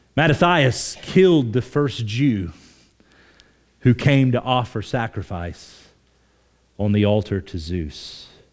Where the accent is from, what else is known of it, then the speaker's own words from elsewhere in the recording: Oklahoma, United States; moved away; I grew up in Oklahoma